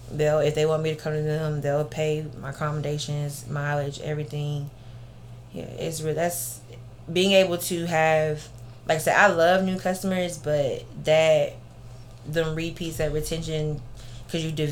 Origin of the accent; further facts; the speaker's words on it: the South, United States; Cause growing up in the South, you know, you always gonna have the same stuff over and over and over.